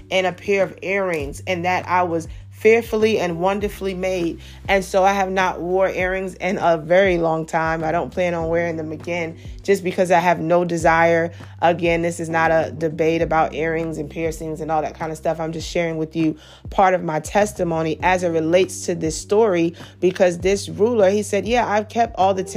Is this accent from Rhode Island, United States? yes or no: no; New York City, New York, United States; I grew up in Brooklyn. I grew up in a very busy city, Brooklyn, New York